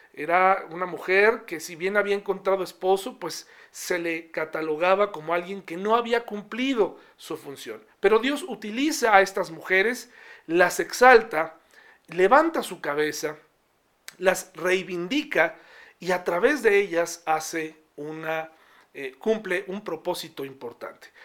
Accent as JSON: {"language": "Spanish", "country": "Mexico", "said": "hay una constitución mexicana donde nos eh, da los derechos que tenemos como mexicanos"}